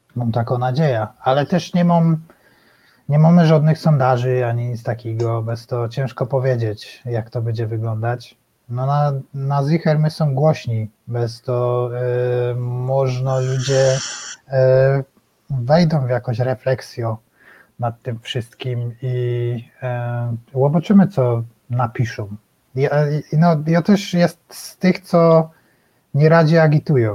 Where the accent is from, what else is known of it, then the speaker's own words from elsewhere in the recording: Silesian Voivodeship, Poland; my Ślązacy